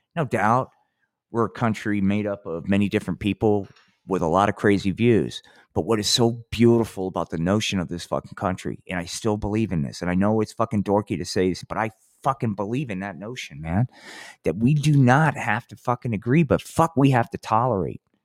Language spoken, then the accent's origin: English; New Jersey, United States; moved away; I came from Jersey